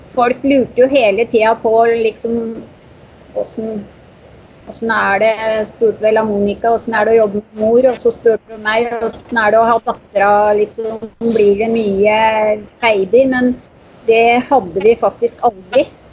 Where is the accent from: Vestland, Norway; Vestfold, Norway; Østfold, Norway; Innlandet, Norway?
Innlandet, Norway; Moelven; also born or lived in Oslo; etter ett år da, så flytter vi hjem igjen til Moelven.